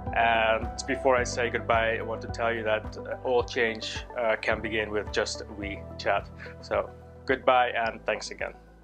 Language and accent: English; Amsterdam, North Holland, Netherlands; moved away as an adult; now in Northern Ireland, United Kingdom; I am from Amsterdam, the Netherlands. Uh, I moved to Northern Ireland 15 years ago